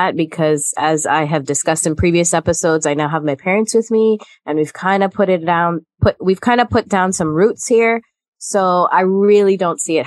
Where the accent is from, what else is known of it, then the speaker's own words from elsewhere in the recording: United States; also born or lived in Guyana; I consider myself American as much as anyone else